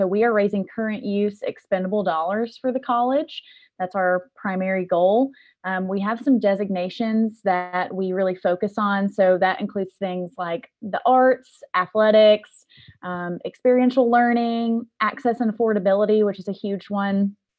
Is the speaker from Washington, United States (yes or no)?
no; Cleveland, Tennessee, United States; Tennessee is a very long state, and I am originally from Cleveland, which is a solid 6+ hour drive from Memphis.